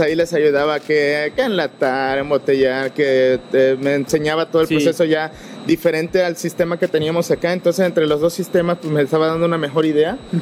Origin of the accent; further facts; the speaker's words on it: Veracruz, Mexico; moved away as an adult; now in Fredericksburg, United States; cuando me moví de, de, Veracruz, de mi pueblo natal, este, para aquí, el estado de Texas